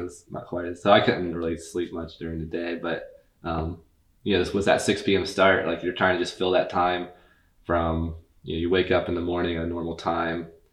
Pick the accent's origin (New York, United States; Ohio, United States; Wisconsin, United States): Ohio, United States; Athens; We're both from Athens